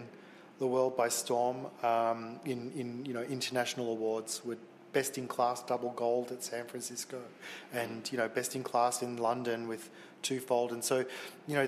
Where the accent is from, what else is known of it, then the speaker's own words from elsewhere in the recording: Melbourne, Victoria, Australia; we're from Melbourne, you know, which is kind of like a progressive city.